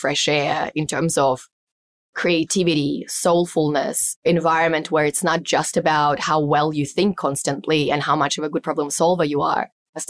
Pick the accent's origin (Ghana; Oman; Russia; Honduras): Russia; Siberia; English is a second language; moved away as an adult; also born or lived in Beijing, China; I grew up in Siberia, deep in the snow, where it would have four seasons, but winter would be at least 4 to 6 months a year, and the average temperature would be going down to minus 45 Celsius